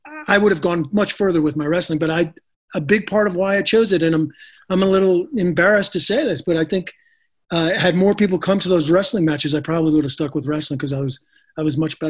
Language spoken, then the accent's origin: English; just outside of Madison, Wisconsin, United States; we grew up just outside of Madison, Wisconsin.